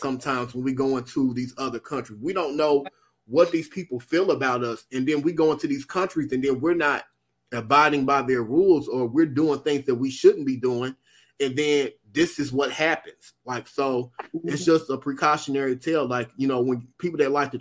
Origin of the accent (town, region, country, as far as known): United States